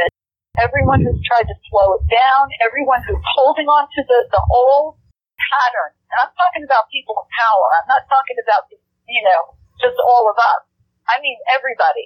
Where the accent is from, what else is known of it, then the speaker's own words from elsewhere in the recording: New York, United States; I'm a New Yorker from way back